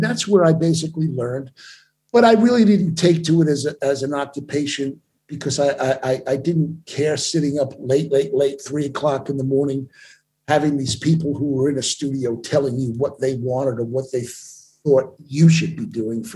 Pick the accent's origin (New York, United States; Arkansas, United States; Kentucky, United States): New York, United States; moved away as an adult; as a New Yorker with the gift of the New York street verbiage